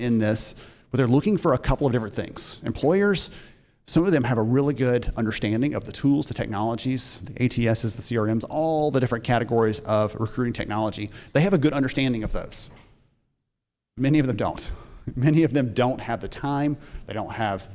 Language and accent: English; Alabama, United States; I'm from Alabama